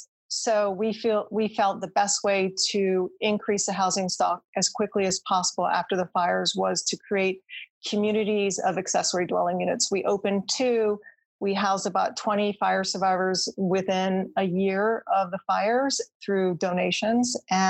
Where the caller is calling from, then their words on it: Sonoma, California, United States; I'm in beautiful Sonoma, California, wine country, just about an hour north of San Francisco.